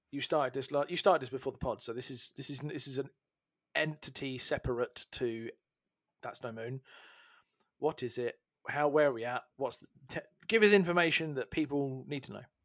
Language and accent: English; United Kingdom; as a Brit